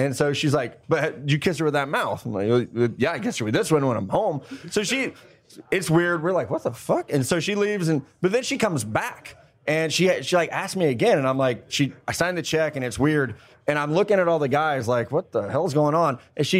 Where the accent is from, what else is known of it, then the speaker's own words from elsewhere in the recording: Midwest, United States; I'm Midwest.